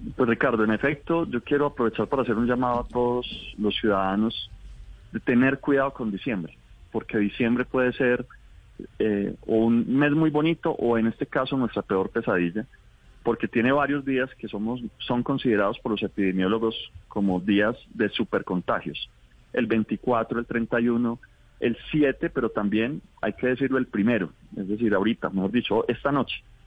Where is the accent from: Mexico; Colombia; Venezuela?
Colombia; hemos vivido como colombianos